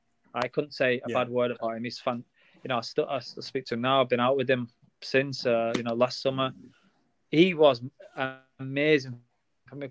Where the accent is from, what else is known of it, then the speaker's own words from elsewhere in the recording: Blackburn, North West England, United Kingdom; I'm from Blackburn